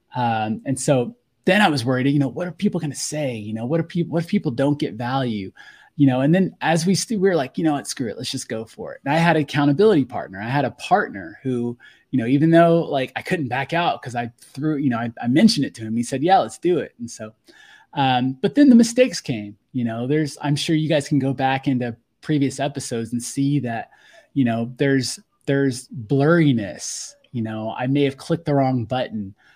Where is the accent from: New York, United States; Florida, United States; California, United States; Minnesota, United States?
Florida, United States; Fort Walton Beach; I grew up in Fort Walton Beach, Florida